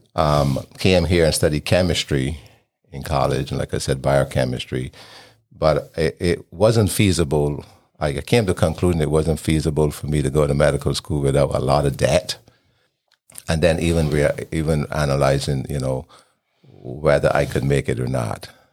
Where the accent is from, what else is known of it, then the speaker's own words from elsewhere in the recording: Barbados; moved away as an adult; also born or lived in Idaho / Utah; I was born in Barbados in the Caribbean, and I grew up there until I left to go to college at the age of nineteen